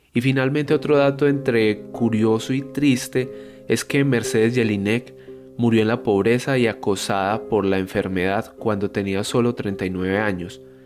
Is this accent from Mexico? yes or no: no; Colombia